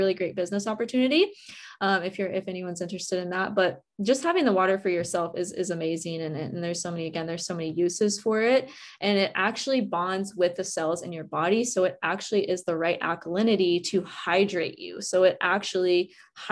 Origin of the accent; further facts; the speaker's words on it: West Virginia, United States; now in Hawaii, United States; I grew up in West Virginia